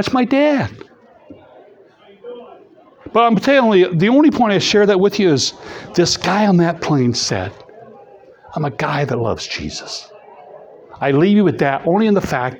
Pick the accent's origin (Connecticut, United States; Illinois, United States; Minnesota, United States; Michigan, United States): Illinois, United States; East Peoria; moved away; also born or lived in Madison; I grew up in East Peoria